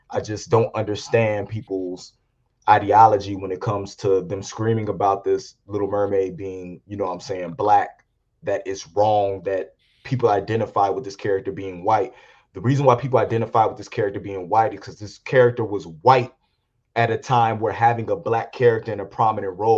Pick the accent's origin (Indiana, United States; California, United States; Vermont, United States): Indiana, United States; Gary; me growing up in Gary, Indiana